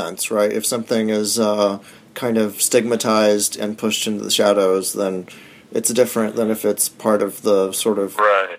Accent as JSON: {"language": "English", "region": "the South", "country": "United States", "tie": "born or raised there", "said": "I grew up in the South and went to school, university in the South"}